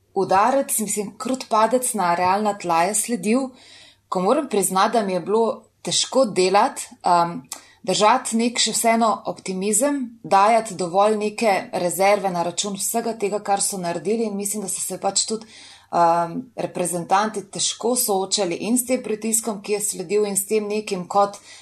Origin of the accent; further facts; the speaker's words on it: Slovenia; smo pa res noro ponosni na to, pač, da smo iz Slovenije